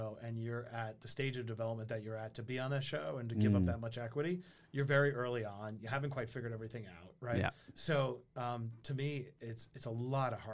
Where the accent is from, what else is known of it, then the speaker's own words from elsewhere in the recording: New York City, New York, United States; I grew up in Queens, New York, and product of a broken home